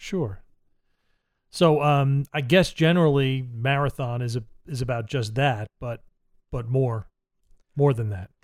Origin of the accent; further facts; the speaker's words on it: Middletown, New Jersey, United States; moved away; I'm from Middletown, New Jersey